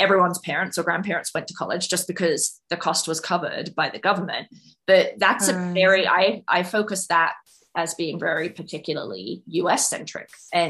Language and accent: English; United Kingdom; now in United States; I mean, I'd never heard of the term first generation college student growing up in the United Kingdom.